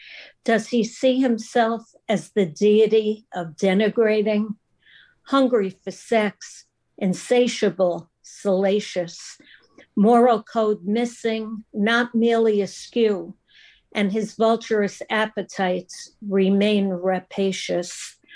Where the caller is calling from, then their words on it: Bluffton, South Carolina, United States; Bluffton, South Carolina, near Hilton Head.